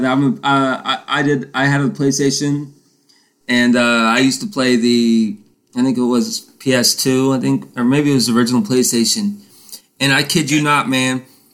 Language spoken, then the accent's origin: English; Titusville, United States; moved away; I was back in my hometown of Titusville